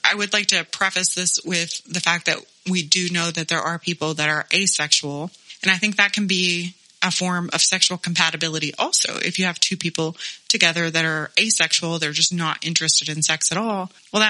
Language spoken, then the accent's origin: English; Texas, United States; I grew up in Texas, a landscape of strip clubs and churches, assault rifles, and toddler beauty pageants